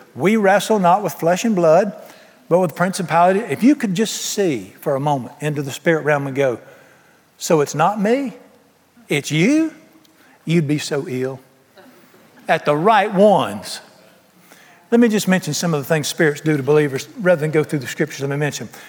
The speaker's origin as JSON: {"language": "English", "town": "Charlotte", "region": "North Carolina", "country": "United States", "tie": "born or raised there", "said": "this janky biker bar in town where I grew up in Charlotte"}